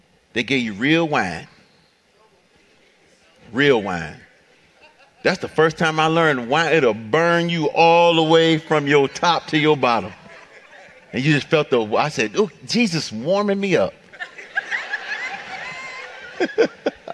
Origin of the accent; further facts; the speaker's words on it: Detroit, Michigan, United States; growing up in Detroit, at the end of your block, you know, it'd be like a corner store or something